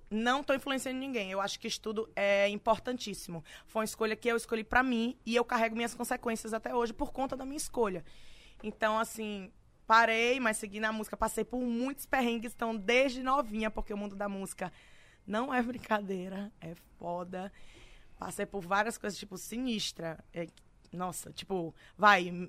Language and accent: Portuguese; Itabu, Bahia, Brazil; Eu sou da Bahia, sou de Itabu, na Bahia.